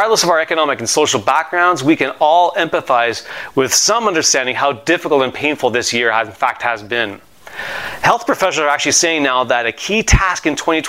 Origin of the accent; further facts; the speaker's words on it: Montreal, Quebec, Canada; I have a friend that I grew up with in Montreal